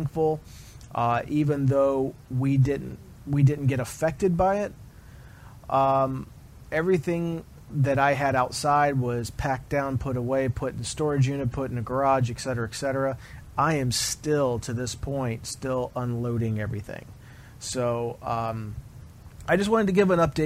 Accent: Florida, United States; I grew up in the Florida area. I was born in Florida

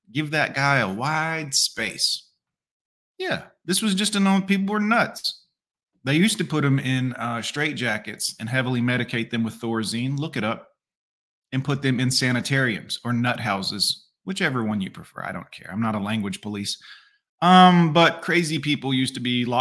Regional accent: Fort Lauderdale, Florida, United States; the pet store I grew up working at in Fort Lauderdale, Florida

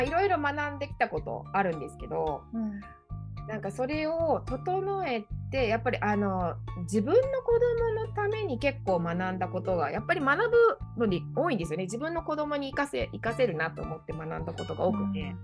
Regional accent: Kobe, Hyogo, Japan; now in Europe; 私もともと神戸、神戸市出身なので

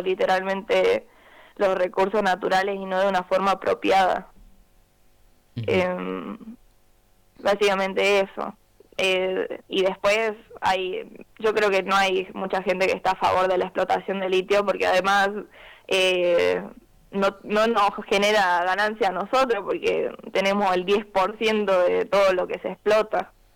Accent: Jujuy, Argentina; moved away as an adult; now in Córdoba, Argentina; soy de Jujuy. Ahora estoy estudiando en Córdoba

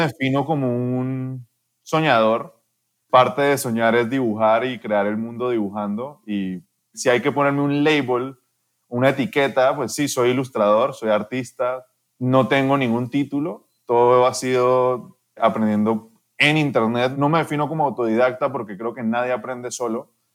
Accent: Cali, Valle del Cauca, Colombia; moved away as an adult; also born or lived in France; now in Panama; crecí en Colombia, mis papás lograron crecer una empresa mucho, o sea, crecí en una familia que, que me entregó todo, o sea, era clase alta en Cali

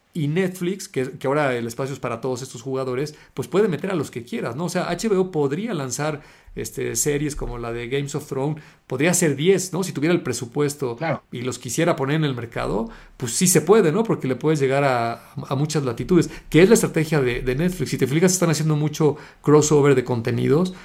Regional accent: Mexico; acá en México que somos latinos

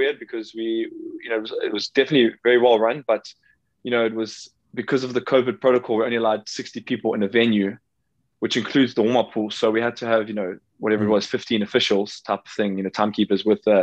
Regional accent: Durban, KwaZulu-Natal, South Africa; I'm just at my parents' place in Durban in South Africa.

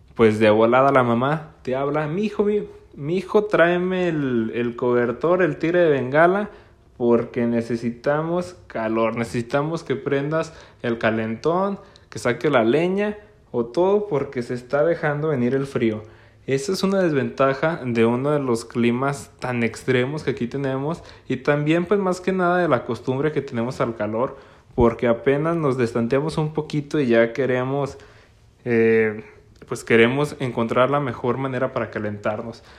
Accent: Gómez Palacio, Durango, Mexico; Yo soy de Gómez Palacio, Durango, una región al norte de México

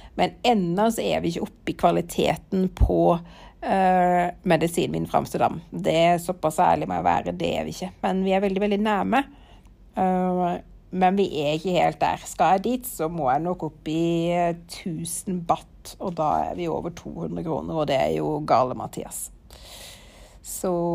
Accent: Norway; jeg er vant til fra Norge

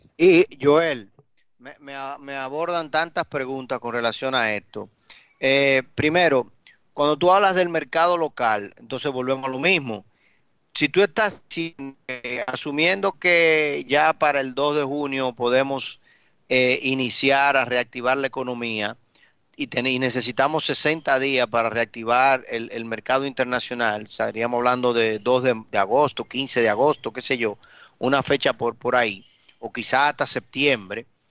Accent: Dominican Republic

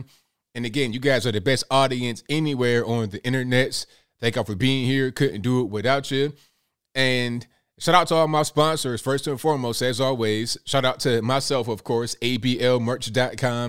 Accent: Virginia Beach, Virginia, United States; also born or lived in Kanawha County, West Virginia; I was raised in Virginia, like Virginia Beach area

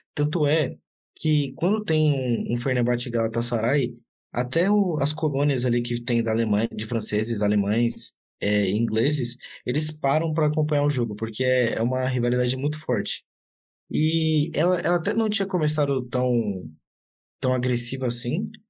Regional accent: Brazil; eu sou brasileiro

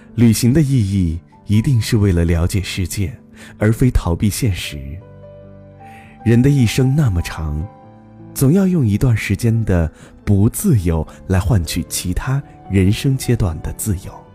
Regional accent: Xinjiang, China; 我在新疆，等你来看看我的家乡

